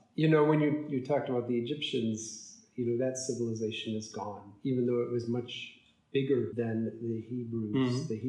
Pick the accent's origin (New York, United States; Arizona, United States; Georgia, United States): New York, United States; I can say this as a New Yorker.